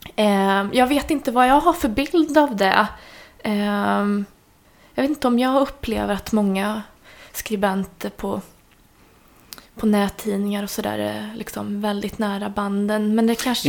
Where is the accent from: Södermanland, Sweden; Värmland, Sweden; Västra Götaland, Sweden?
Värmland, Sweden; moved away; jag kommer ju från Värmland ursprungligen